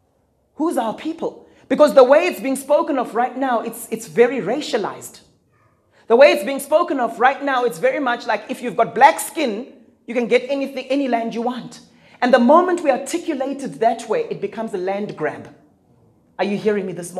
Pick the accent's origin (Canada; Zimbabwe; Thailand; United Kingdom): Zimbabwe; I come from Zimbabwe